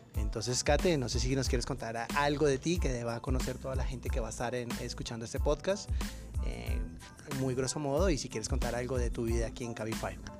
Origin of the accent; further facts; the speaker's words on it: Colombia; una manera de despedirnos en Colombia